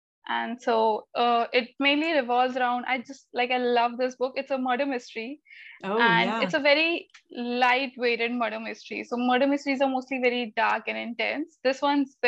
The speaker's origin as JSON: {"language": "English", "region": "Delhi", "country": "India", "said": "I'm from Delhi. It's the capital of India"}